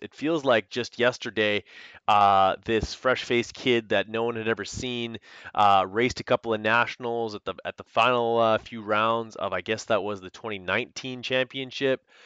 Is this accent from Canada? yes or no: yes; Canada; I'm Canadian